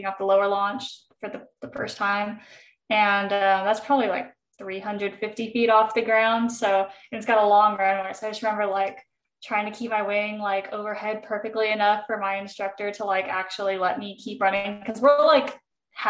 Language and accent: English; Texas, United States; moved away as an adult; also born or lived in California / Alabama / Colorado; now in Utah, United States; I grew up most of my life in Texas. Even I was born in California. Formative years in Texas